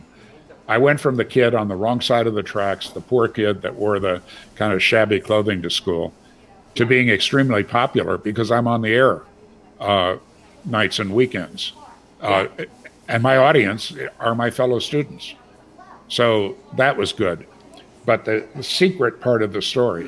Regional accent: Green Bay, Wisconsin, United States; I grew up in Green Bay, Wisconsin

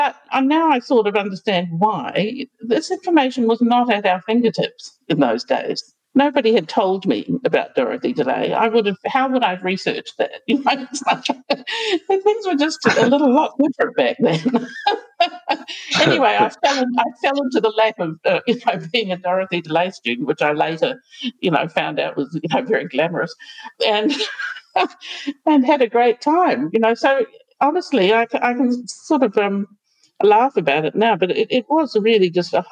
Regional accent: New Zealand; moved away as an adult; also born or lived in United States; now in Australia; coming from particularly a tiny country like New Zealand, or growing up in New Zealand

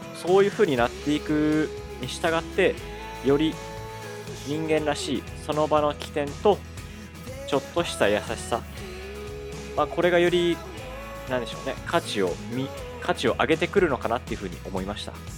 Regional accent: Kansai, Japan; accent: Kansai dialect; 関西弁出ちゃった

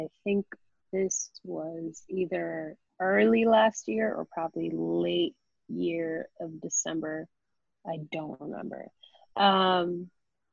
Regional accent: New York City, New York, United States; I am from the Bronx. So it felt more like home.

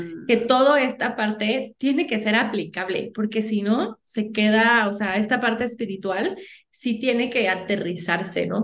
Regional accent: Mexico; como buenos mexicanos, no nos gusta

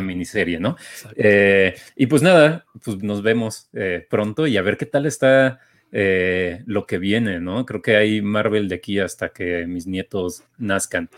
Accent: Mexico; a nosotros, como mexicanos

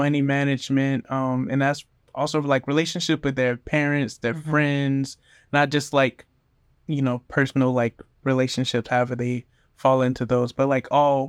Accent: Orlando, Florida, United States; also born or lived in Hollywood / Miami; I was born in Orlando, moved to Hollywood, Florida, moved back to Orlando when I was like 7, moved back to Miami when I was like 14.

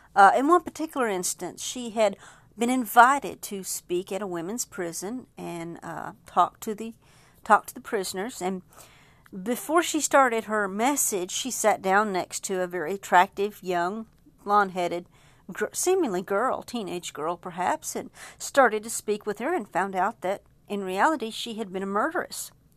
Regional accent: Texas, United States; as a Texan

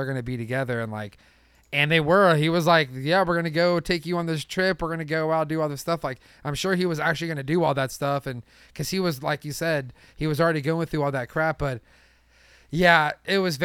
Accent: Atlanta, Georgia, United States; we're from Atlanta

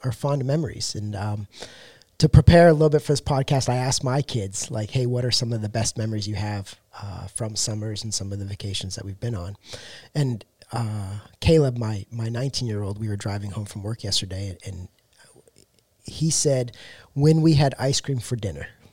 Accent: Canada; now in Texas, United States; I'm from Canada

